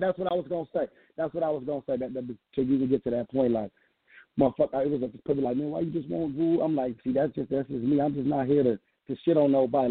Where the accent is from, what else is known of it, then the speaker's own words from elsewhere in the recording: the West, West Coast, United States; I'm coming from the West